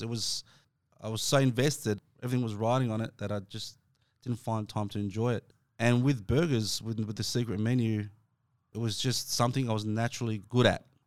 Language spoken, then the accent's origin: English; Dandenong, Victoria, Australia; I'm from Dandenong